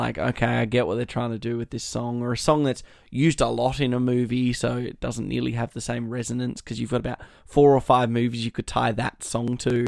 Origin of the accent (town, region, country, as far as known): Australia